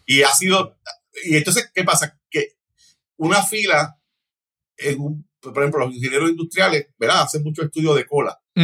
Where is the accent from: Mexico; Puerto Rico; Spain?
Puerto Rico; Hatillo; accent: Hatillo sing-song (cantadito); also born or lived in Cataño, Puerto Rico; empecé a vivir en Atillo a los nueve años